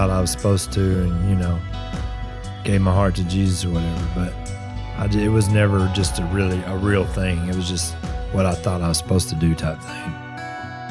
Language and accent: English; near Greenville, Texas, United States; this little town where we were growing up near Greenville, Texas